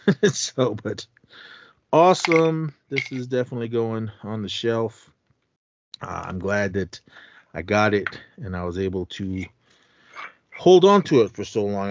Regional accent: the Bay Area, California, United States; me growing up in the Bay

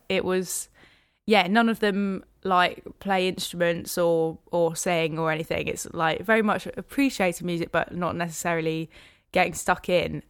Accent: Hertfordshire, near St Albans, East of England, United Kingdom; also born or lived in Dunstable / Lewisham, London; now in London, United Kingdom; I grew up in Hertfordshire, so k-, kind of in a little village just outside Saint Albans.

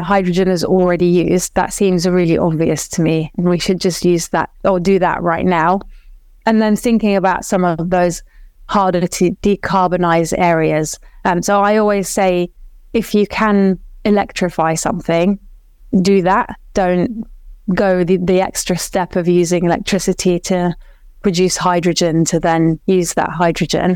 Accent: Iraq; moved away; I'm from Iraq originally

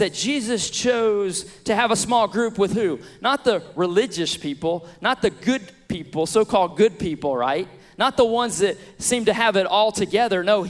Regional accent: Beaumont, Texas, United States; also born or lived in Billings, Montana / Lafayette, Louisiana; we were back in Beaumont in my hometown, back at my home church

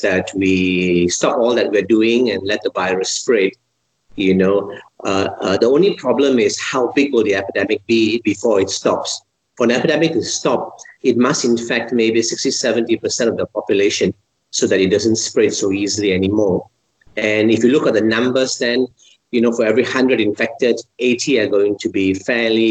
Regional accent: Malaysia; I'm a Malaysian

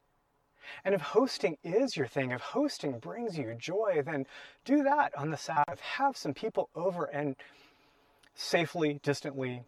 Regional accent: Portland, Oregon, United States; growing up in Portland as a kid

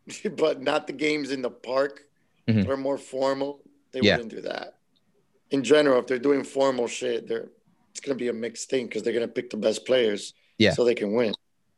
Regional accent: Miami, Florida, United States; I grew up in a Latin community where we didn't see ourselves as

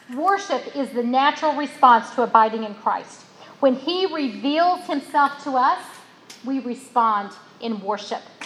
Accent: West Virginia, United States; my daddy was a coal miner when I was born in West Virginia.

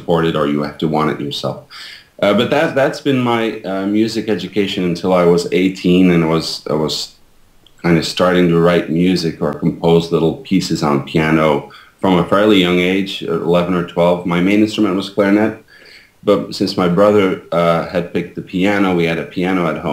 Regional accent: Belgium; moved away as an adult; now in United States; I was born and raised in Belgium, and I moved to the United States when I was 27 years old.

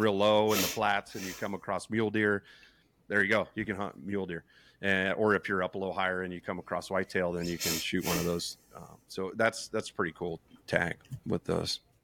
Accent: New Mexico, United States; I'm from New Mexico

